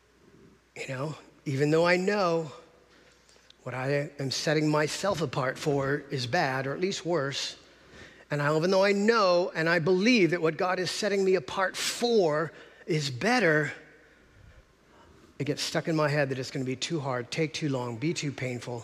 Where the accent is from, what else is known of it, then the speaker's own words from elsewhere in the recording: Encinitas, California, United States; I grew up in Encinitas